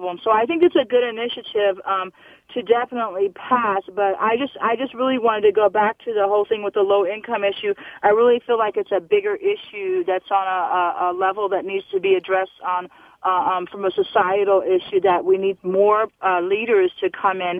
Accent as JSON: {"language": "English", "region": "New York", "country": "United States", "said": "originally from New York, so I so understand."}